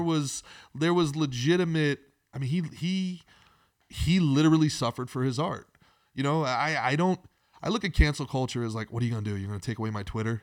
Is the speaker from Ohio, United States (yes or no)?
no; Old Bridge, New Jersey, United States; moved away as an adult; also born or lived in Brooklyn, New York; now in Florida, United States; I grew up in Old Bridge, New Jersey